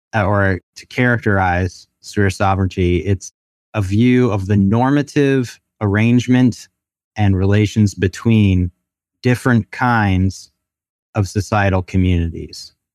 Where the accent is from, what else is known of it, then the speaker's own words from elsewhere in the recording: Baltimore, Maryland, United States; moved away as an adult; also born or lived in Chattanooga / Canada / Amsterdam / Japan; I'm originally from Baltimore, grew up there for the most part